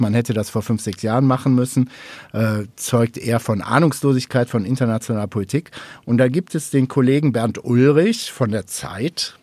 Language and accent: German; North Rhine-Westphalia, Germany; ich komme aus NRW